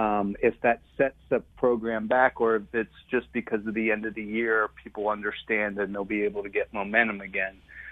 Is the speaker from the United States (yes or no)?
yes; Philadelphia, Pennsylvania, United States; now in Alabama, United States; Well, I grew up in Philly.